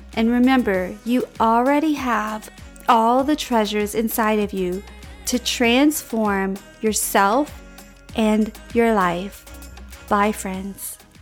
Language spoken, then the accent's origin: English; Louisiana, United States; We're from Louisiana